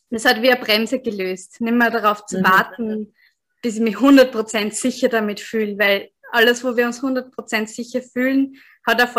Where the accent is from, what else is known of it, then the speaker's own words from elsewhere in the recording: Austria; now in Tanzania; Also ich bin … ich komme ursprünglich in, aus Österreich, aber jetzt bin ich gerade in Sansibar, also gerade aus Sansibar in Ostafrika zugeschaltet